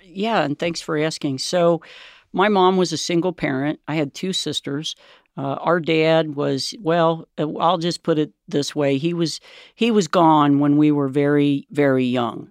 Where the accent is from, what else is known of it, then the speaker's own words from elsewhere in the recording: Cincinnati, Ohio, United States; we grew up in Price Hill